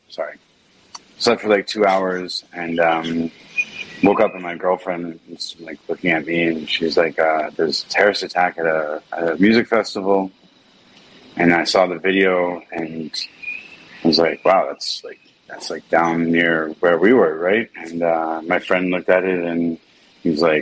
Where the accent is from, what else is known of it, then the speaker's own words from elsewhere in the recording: Efrat, West Bank, Palestine; I grew up in the West Bank in a settlement called Efrat